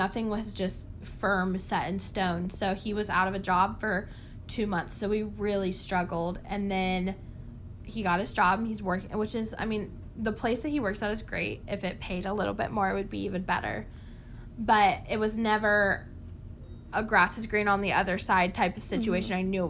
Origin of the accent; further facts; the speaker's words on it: Raleigh, North Carolina, United States; The closest Walmart, okay, not even Target. I'm from Raleigh, not even Target.